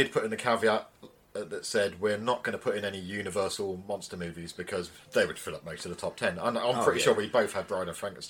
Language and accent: English; England, United Kingdom